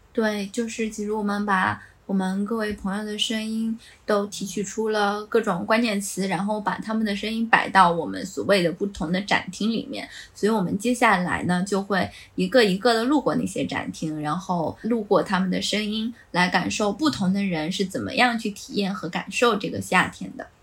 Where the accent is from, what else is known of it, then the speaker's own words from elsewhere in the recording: Gansu, China; moved away as an adult; also born or lived in Shenzhen; 我自己，呃，小时候是生活在北方嘛，我是甘肃人